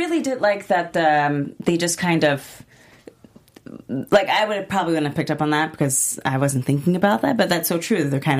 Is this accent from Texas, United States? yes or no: yes; Texas, United States; I am from Texas.